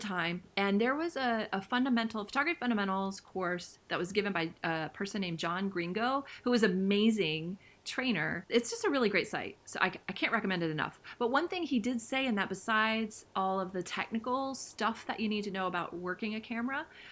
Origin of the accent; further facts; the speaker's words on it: Ohio, United States; I'm from, you know, Midwest Ohio, so there's a lot of cornfields here